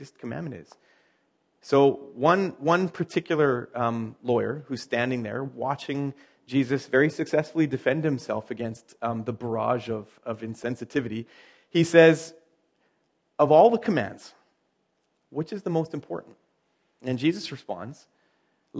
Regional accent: Chilliwack, British Columbia, Canada; I'm from Podunk, Chilliwack

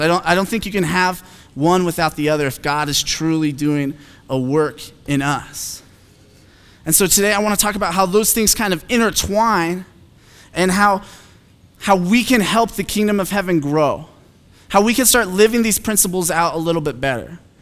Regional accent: Phoenix, Arizona, United States; I'm from Phoenix

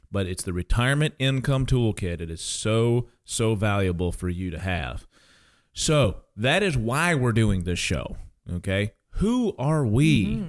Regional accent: Kansas, United States; I am originally from Kansas, so don't hold this against me, but I am a Jayhawks fan, okay?

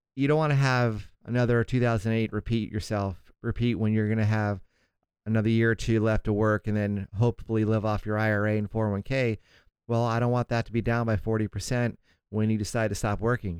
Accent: St. Augustine, Florida, United States; now in Southern California, United States; my hometown of Saint Augustine, Florida

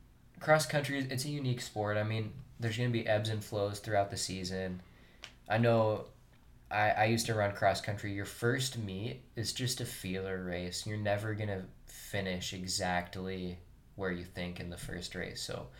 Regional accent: Spokane, Washington, United States; I'm from Spokane.

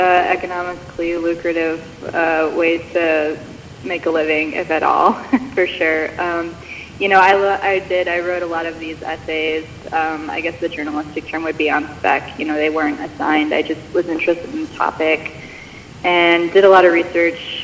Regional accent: Michigan, United States; moved away as an adult; also born or lived in Chicago / Wisconsin; I grew up mostly in Michigan, was homeschooled up until 10th grade

